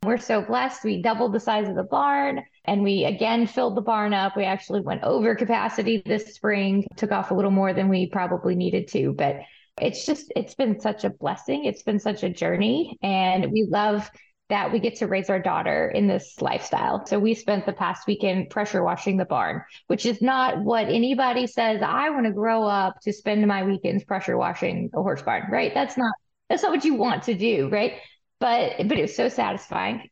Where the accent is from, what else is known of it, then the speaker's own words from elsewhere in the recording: Amarillo, Texas, United States; moved away as an adult; also born or lived in Mississippi; now in Kentucky, United States; I'm from West Texas in Amarillo